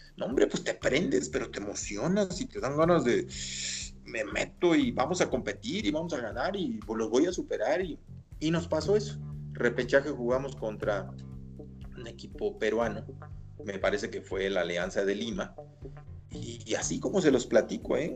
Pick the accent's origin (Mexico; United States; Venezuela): Mexico; todas las demás hemos sido mexicanos